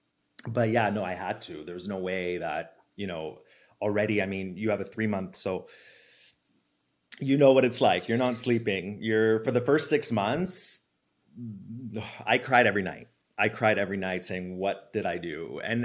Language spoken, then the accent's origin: English; Italy; born there; so I was born in Italy to a Canadian mom.